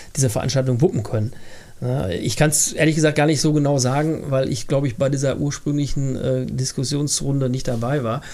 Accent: Bad Fredeburg, North Rhine-Westphalia, Germany; bald 53 Jahre alt und ich ähm, bin gebürtiger Fredeburger

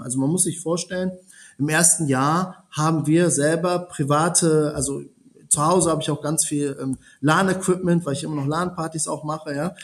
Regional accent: Germany; also born or lived in Italy; gebürtiger Italiener, in Deutschland aufgewachsen

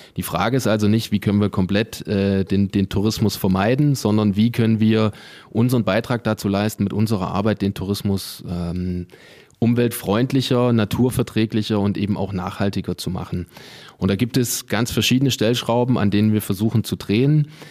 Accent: Eisenach, Thuringia, Germany; moved away as an adult; also born or lived in Calw district, Baden-Württemberg; now in Calw, Germany; Ich komme ursprünglich aus Thüringen, also aus dem Thüringer Wald sozusagen, aus der schönen Stadt Eisenach, bin aber schon zehn Jahre hier im Landkreis Kalf

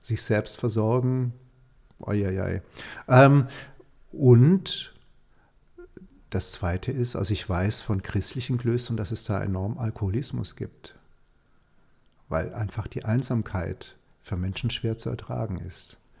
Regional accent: Germany; hier bei uns in Deutschland

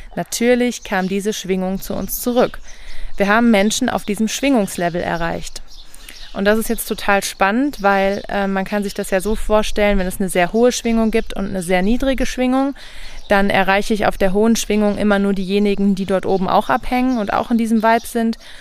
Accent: Rhineland-Palatinate, Germany; moved away as an adult; also born or lived in Brandenburg; Ich komme ja aus der Pfalz, wo es ganz viele gute Spargeln gibt

